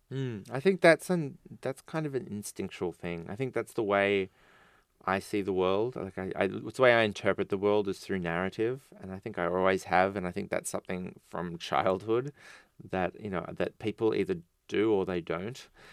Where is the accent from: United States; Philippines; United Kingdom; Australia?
Australia; an Australian writer